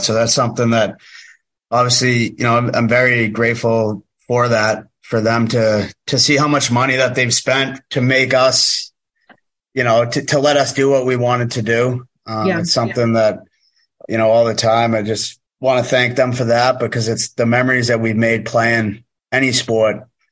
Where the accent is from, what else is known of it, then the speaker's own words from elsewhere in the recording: Weymouth, Massachusetts, United States; moved away; I'm from just south of Boston in Massachusetts, Weymouth, Massachusetts.